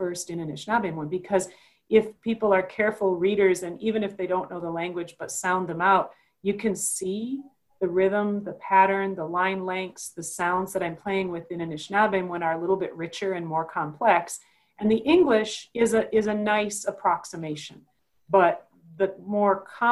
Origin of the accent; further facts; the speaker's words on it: Minnesota, United States; where I was growing up in Minnesota at the time